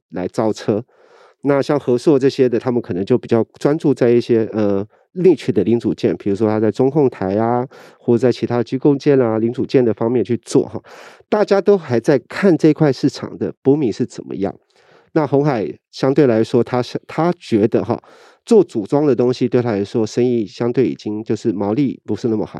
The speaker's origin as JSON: {"language": "Chinese", "country": "Taiwan", "said": "我们其实台湾人"}